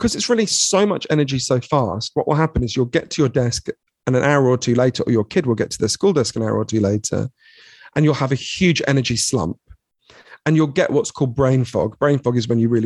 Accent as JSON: {"language": "English", "region": "London", "country": "United Kingdom", "tie": "born or raised there", "said": "I grew up in Edgware, which is a suburb of London"}